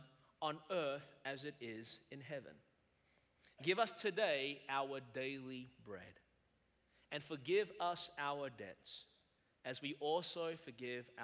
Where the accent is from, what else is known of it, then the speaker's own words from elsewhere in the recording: Melbourne, Victoria, Australia; moved away as an adult; now in South Carolina, United States; I was born and raised in Melbourne, Australia.